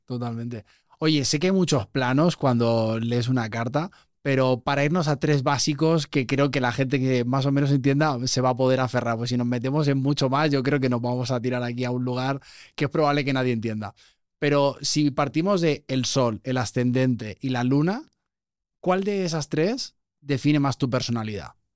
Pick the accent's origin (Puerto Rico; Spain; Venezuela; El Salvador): Spain; also born or lived in Mexico; Los que venimos de este mindset como muy español, muy europeo